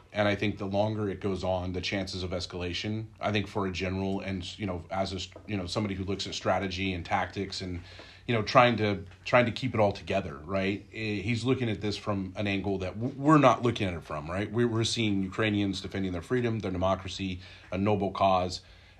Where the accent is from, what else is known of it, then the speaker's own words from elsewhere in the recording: United States; As an American